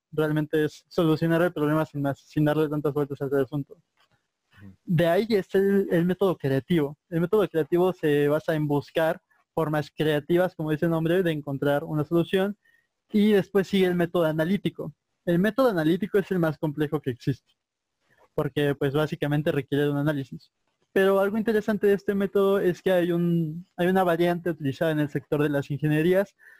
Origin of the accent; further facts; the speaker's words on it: Mexico; nosotros como mexicanos